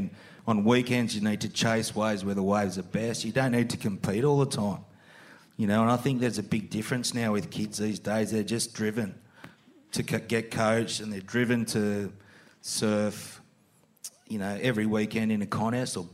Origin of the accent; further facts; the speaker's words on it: Windang, New South Wales, Australia; We grew up in Windang